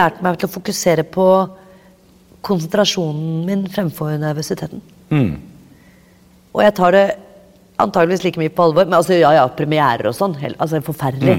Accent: Oslo, Norway; jeg er fra Oppsal

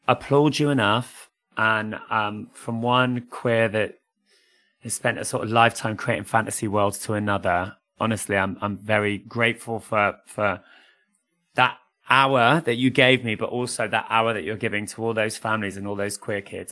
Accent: United Kingdom; as British people and families in particular, we accept Panto as part of our culture

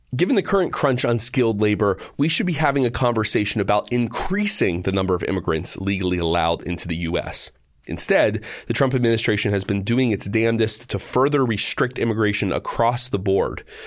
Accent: United States; I am still an American.

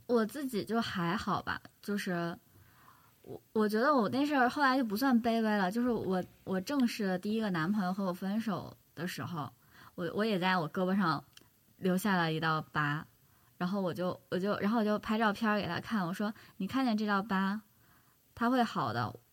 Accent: Northeast China, China; 我是东北的，就是东北是习俗是这样的

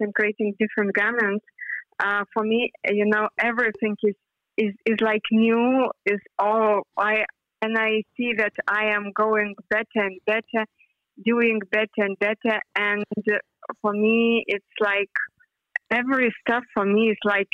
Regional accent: Lithuania; I am from Lithuania

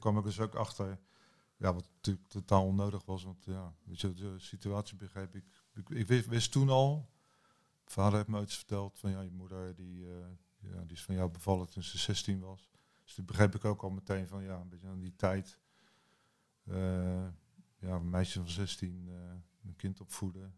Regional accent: New Zealand; ik ben geboren in Nieuw-Zeeland

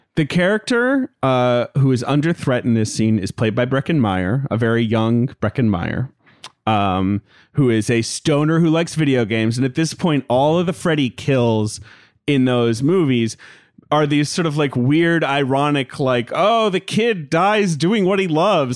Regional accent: London, United Kingdom; I grew up in London

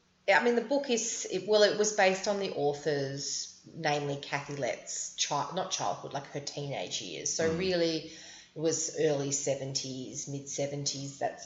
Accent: Sydney, New South Wales, Australia; We grew up on the North Shore. We didn't grow up in surfing culture.

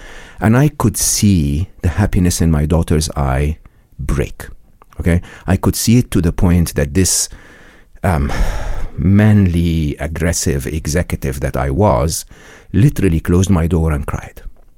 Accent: Egypt; I was born and raised in Egypt. I went to a public school and public university in Egypt

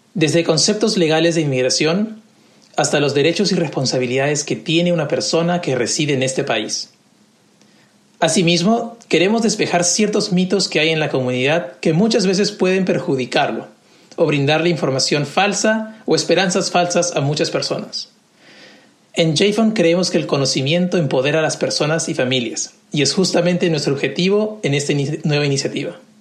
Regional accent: Lima, Peru; moved away as an adult; now in Nashville, United States; Nací y crecí en Lima, Perú

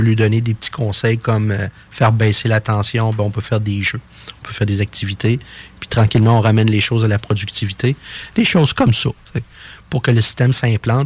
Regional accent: Quebec City, Quebec, Canada; je suis natif de Québec

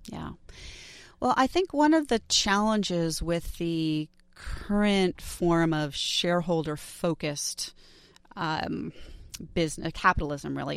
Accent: New York City, New York, United States; I grew up in New York City

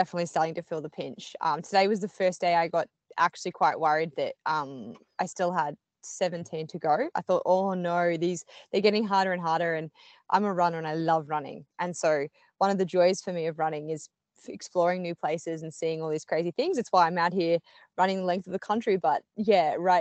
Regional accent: Australia; also born or lived in Melbourne, Australia / United Kingdom / United States; I'm Australian. I live in Melbourne, Australia, traditionally

